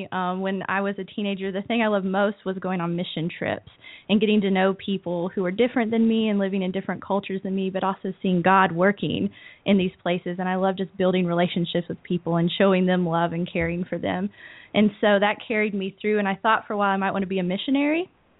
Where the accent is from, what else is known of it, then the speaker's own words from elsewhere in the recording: Clyde, North Carolina, United States; now in Cullowhee, United States; I grew up in Clyde, North Carolina, which is a small town about 5 minutes from Lake Junaluska. And I grew up in Canton Central United Methodist Church.